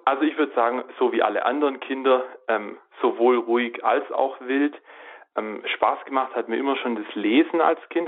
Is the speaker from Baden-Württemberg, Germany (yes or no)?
yes; Reutlingen, Baden-Württemberg, Germany; ich bin ähm, aufgewachsen in Reutlingen in Süddeutschland äh, am Fuße der wunderschönen Schwäbischen Alb